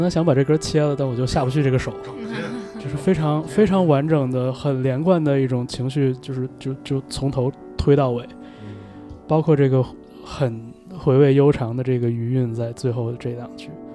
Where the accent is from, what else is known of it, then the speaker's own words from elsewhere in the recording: northern China, China; 我也是在北方长大的